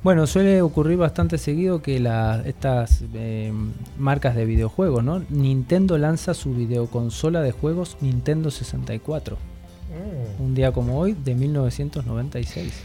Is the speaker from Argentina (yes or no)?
yes; Argentina; moved away; yo que vengo de Argentina